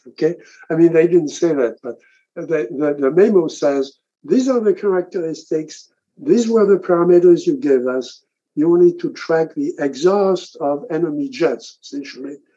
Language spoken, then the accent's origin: English; France; I grew up in France